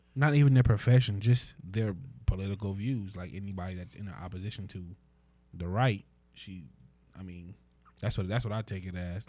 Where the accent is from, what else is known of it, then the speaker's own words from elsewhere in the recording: United States; as an American